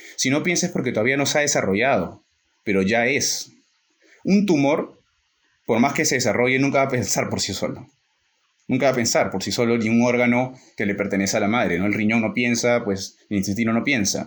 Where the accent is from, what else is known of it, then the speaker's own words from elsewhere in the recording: Peru; en nuestro caso, que somos peruanos